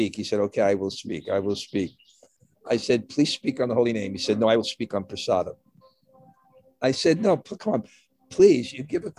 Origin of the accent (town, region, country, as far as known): New York City, New York, United States